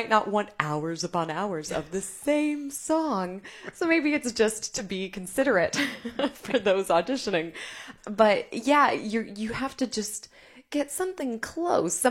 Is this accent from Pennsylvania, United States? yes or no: no; Festus, Missouri, United States; also born or lived in New York; now in St. Louis, United States; I am from Festus, which is about an hour south of here